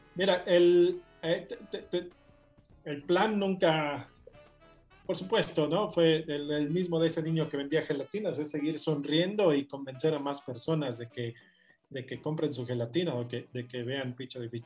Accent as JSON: {"language": "Spanish", "country": "Mexico", "tie": "born or raised there", "also_born_or_lived": "United Kingdom", "moved": "as an adult", "said": "nací en México, pero soy latinoamericano"}